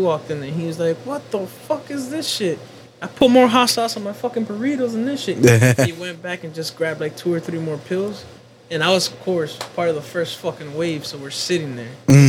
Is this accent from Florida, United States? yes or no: yes; Miami, Florida, United States; first language Spanish; English is a second language; asked me, like, "Oh, where you from?" I said, "Miami."